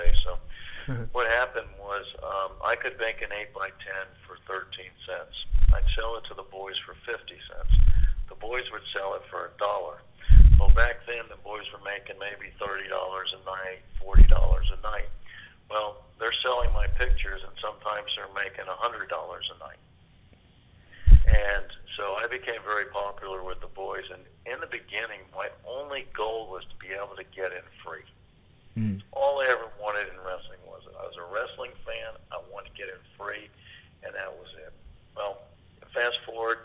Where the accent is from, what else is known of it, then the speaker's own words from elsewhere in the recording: Hialeah, Florida, United States; As this poor kid growing up in Hialeah.